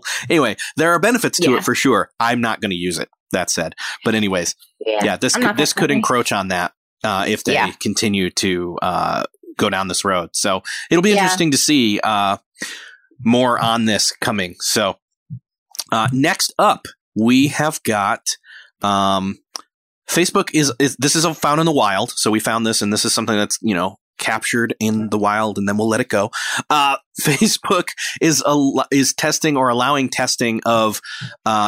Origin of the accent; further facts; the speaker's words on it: Rochester, New York, United States; moved away; that's only like an hour and a half from my hometown of Rochester, New York, back home in New York